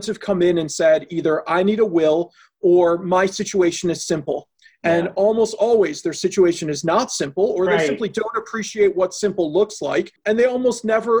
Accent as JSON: {"language": "English", "town": "Chicago", "region": "Illinois", "country": "United States", "tie": "born or raised there", "also_born_or_lived": "Boston", "moved": "as an adult", "lives_now": "Milwaukee, United States", "said": "I grew up in Chicago, went to law school in Boston, and then in 2001 graduated and came to Milwaukee"}